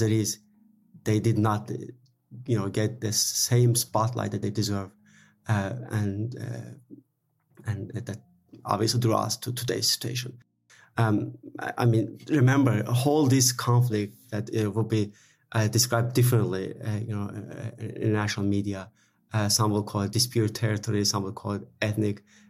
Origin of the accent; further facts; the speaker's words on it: Baku, Azerbaijan; I grew up in Baku